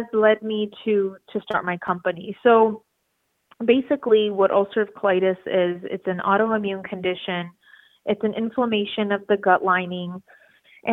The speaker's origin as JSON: {"language": "English", "town": "Los Angeles", "region": "California", "country": "United States", "said": "I am from Los Angeles, California"}